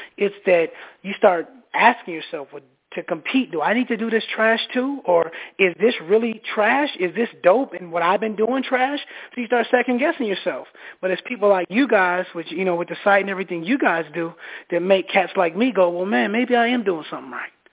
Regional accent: Minneapolis, Minnesota, United States; now in Atlanta, United States; I'm from Minneapolis

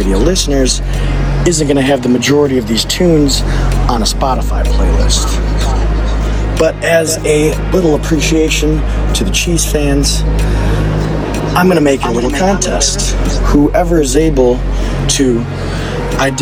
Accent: Detroit, Michigan, United States; moved away; my hometown, the birthplace of techno, the city that hosted MJ Stein, John Deich, and myself this last weekend, the city of Detroit

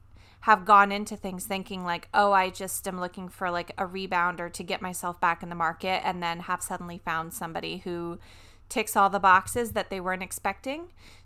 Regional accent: the South, United States; I'm from the South.

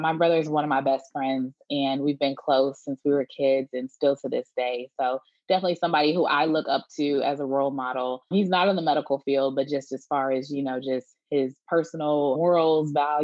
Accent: Detroit, Michigan, United States; now in Houston, United States; I am from Detroit, Michigan, and moved out to the suburbs when I got a little bit older, going into elementary school, but still in the Metro Detroit area

